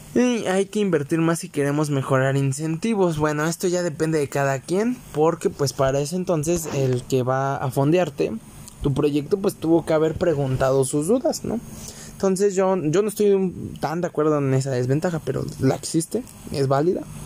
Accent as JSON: {"language": "Spanish", "country": "Mexico", "said": "aquí en mi país, en México"}